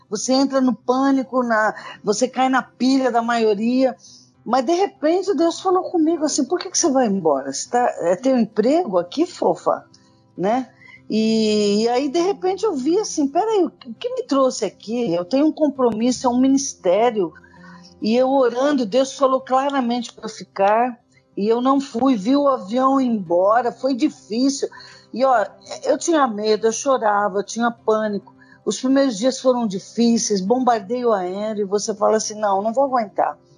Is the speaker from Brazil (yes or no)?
no; Angola; assim como eu, angolanos, qualquer um pode morrer aqui